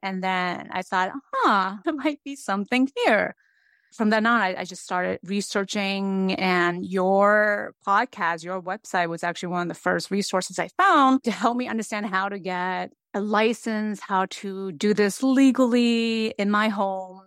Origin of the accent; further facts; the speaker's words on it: United States; also born or lived in San Francisco Bay Area / Japan; now in Needham, United States; I was born and raised in America